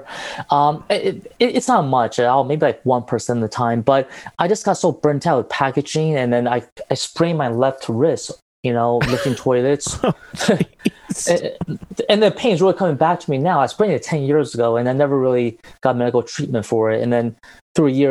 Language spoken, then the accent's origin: English; Taiwan; moved away; I was in my home country of Taiwan about 2 years ago, and I usually go back every year